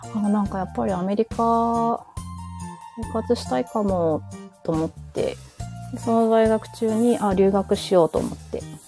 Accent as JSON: {"language": "Japanese", "country": "Japan", "tie": "born or raised there", "also_born_or_lived": "New York, United States / New Jersey, United States", "said": "小学校に上がる数ヶ月前まで、だから、えっと、幼稚園の年長さんの9月とか10月ぐらいのタイミングで日本に帰ってくるまでは、ずっとアメリカの方、ニューヨークとニュージャージー"}